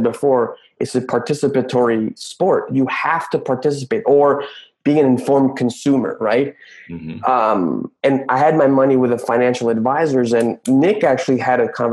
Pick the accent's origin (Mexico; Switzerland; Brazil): Mexico; Mexico City; I was born and raised in Mexico City